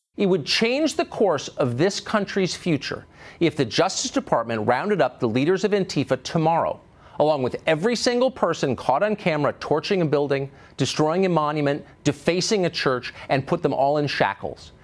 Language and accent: English; New York City, New York, United States; I was from Manhattan, from New York